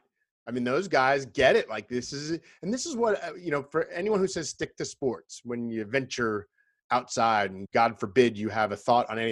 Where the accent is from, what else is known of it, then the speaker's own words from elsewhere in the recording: Long Island, New York, United States; I grew up in Long Island as an Islanders fan